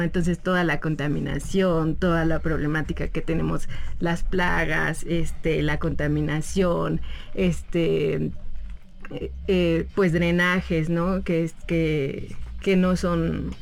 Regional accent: Mexico City, Mexico; yo que soy de Xochimilco, que mis papás de aquí

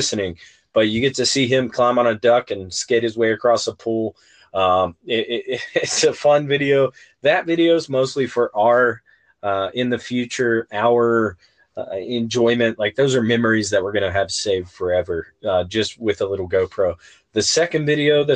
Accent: West Virginia, United States; growing up in West Virginia

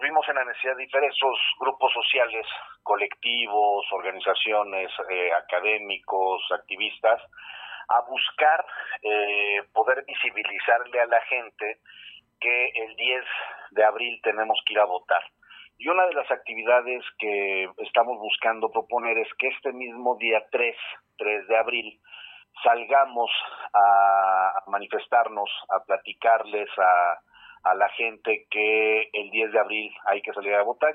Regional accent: Mexico; tenemos todas y todos los mexicanos

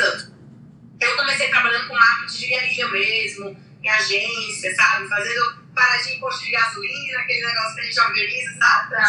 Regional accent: Fortaleza, Ceará, Brazil; eu sou de Fortaleza

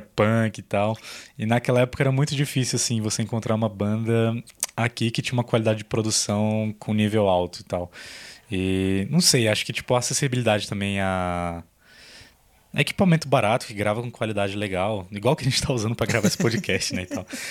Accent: Brasília, Federal District, Brazil; a gente é de Brasília

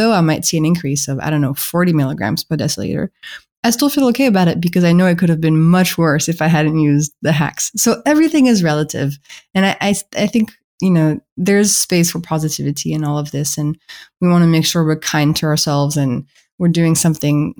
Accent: France; accent: French; English is a second language; my French accent is betraying me

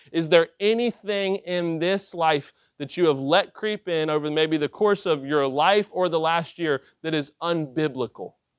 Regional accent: West Virginia, United States; I was born in West Virginia

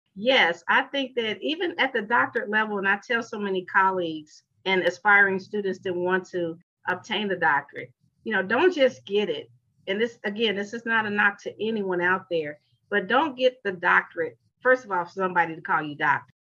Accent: Chicago, Illinois, United States; moved away as an adult; now in Atlanta, United States; I hail from Chicago, Illinois, born and raised

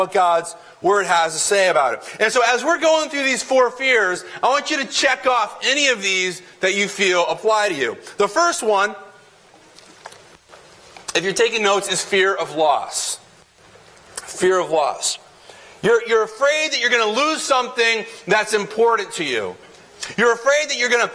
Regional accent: Connecticut, United States; we're from Connecticut

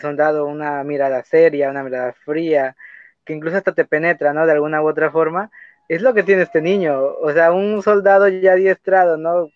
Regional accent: Mexico; yo soy mexicano

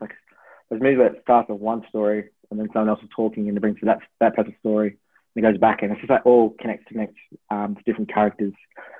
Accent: Melbourne, Victoria, Australia; born there; also born or lived in Tasmania / Brisbane; So I was, obviously born in Melbourne, lived in Tasmania, lived in Brisbane, and th

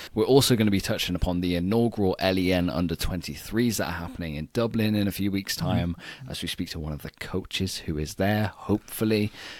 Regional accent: United Kingdom; as a Brit

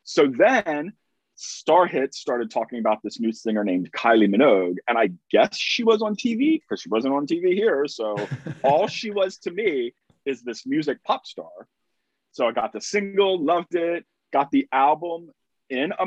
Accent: United States; I am an American

